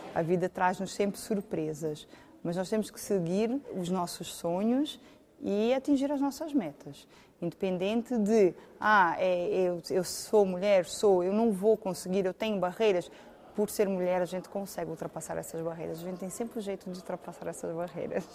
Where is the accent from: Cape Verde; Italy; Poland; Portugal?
Portugal; Algarve; moved away as an adult; now in Campinas, Brazil; Eu sou do Algarve.